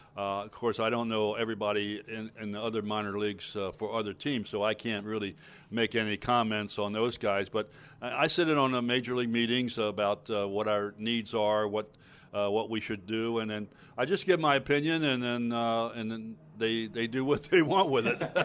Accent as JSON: {"language": "English", "town": "Baltimore", "region": "Maryland", "country": "United States", "tie": "born or raised there", "said": "in Baltimore, my hometown"}